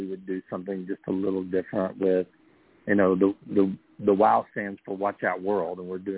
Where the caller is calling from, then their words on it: Rehoboth Beach, Delaware, United States; I am calling from the great city of Rehoboth Beach, Delaware, today.